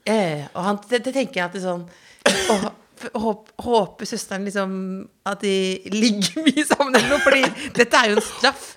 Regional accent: Jessheim, Akershus, Norway; Det er som at jeg er fra Jessheim

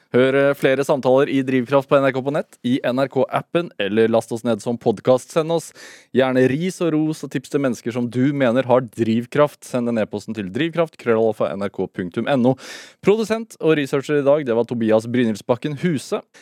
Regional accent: Sarpsborg, Østfold, Norway; jeg er fra Sarpsborg

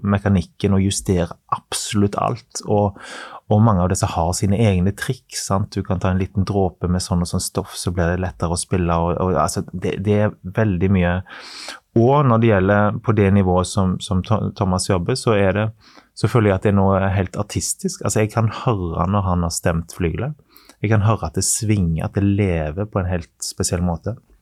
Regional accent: Western Norway, Norway; Jeg er fra Vestlandet.

